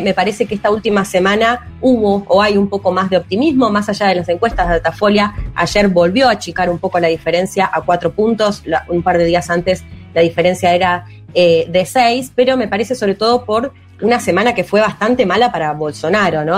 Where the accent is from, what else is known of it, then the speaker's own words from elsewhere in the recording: Argentina; soy periodista argentina